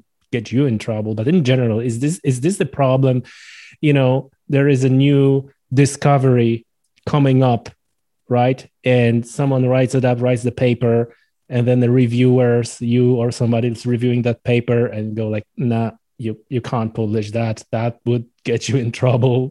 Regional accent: Poland; I'm from Poland.

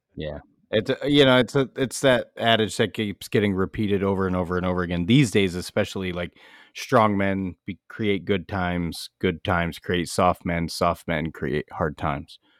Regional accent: United States; as Americans

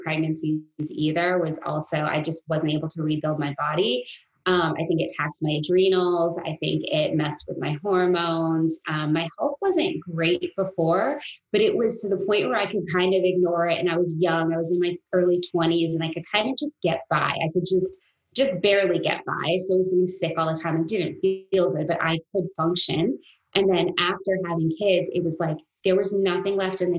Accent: New England, United States; growing up in New England

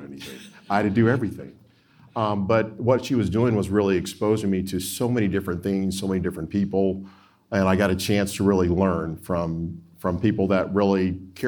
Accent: Opelika, Alabama, United States; moved away as an adult; also born or lived in Georgia; now in Illinois, United States; we moved around the U.S. when I was real young. But we settled in Opelika, Alabama.

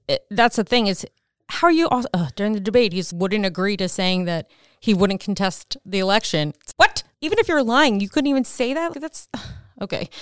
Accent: Maryland, United States; moved away as an adult; also born or lived in North Carolina; I went to East Carolina, but I'm from Maryland

